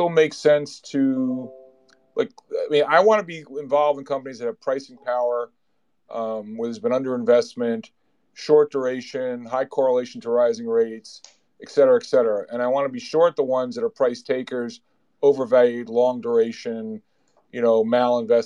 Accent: United States; I'm American.

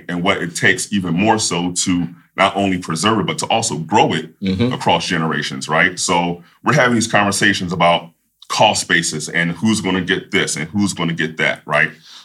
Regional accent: Philadelphia, Pennsylvania, United States; I'm originally from Philadelphia, PA

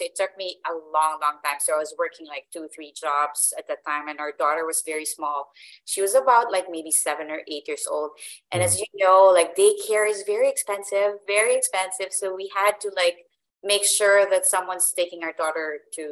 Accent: Manila, Metro Manila, Philippines; moved away as an adult; now in Canada; we're originally from Manila. So we migrated here in 2008

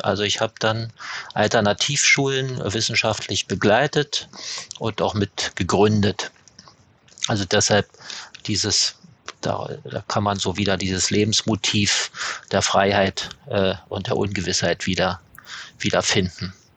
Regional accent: East Germany, Germany; ich komme ja, komme ja aus der DDR

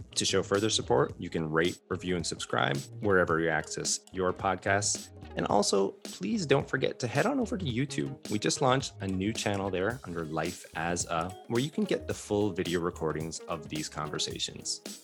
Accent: Fort Erie, Ontario, Canada; moved away as an adult; I'm from Canada as well, uh, a border town, Fort Erie, Ontario

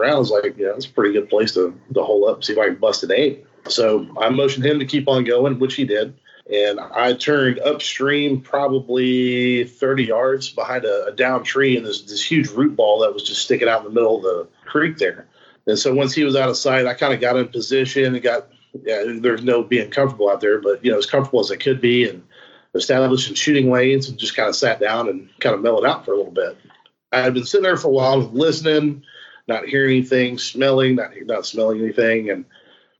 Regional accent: Texas, United States; I am a Texan

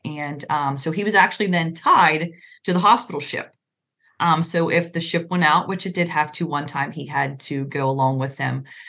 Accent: Pennsylvania, United States; moved away as an adult; also born or lived in Virginia; we're in pennsylvania now

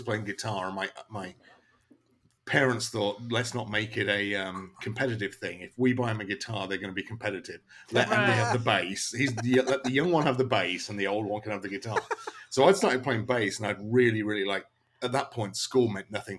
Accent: Lincolnshire, East Midlands, United Kingdom; now in Florida, United States; I come from the East Coast of England, from Lincolnshire in England, middle of nowhere. But I was lucky to grow up with an absolutely ridiculous DIY punk scene

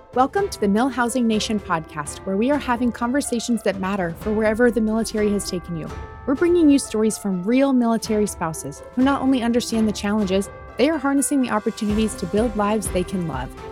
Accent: Omaha, Nebraska, United States; moved away; My hometown is Omaha, Nebraska.

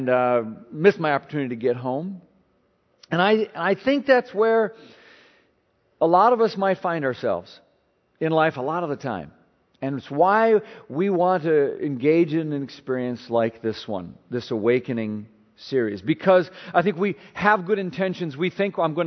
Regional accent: Minnesota, United States; now in Maryland, United States; I'm not originally from Maryland, Minnesota guy

